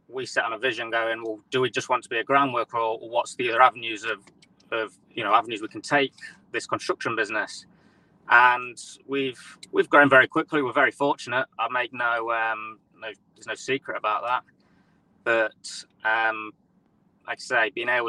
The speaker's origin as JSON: {"language": "English", "area": "near Nottingham", "region": "East Midlands", "country": "United Kingdom", "said": "We're from the Midlands. Not too far from Nottingham."}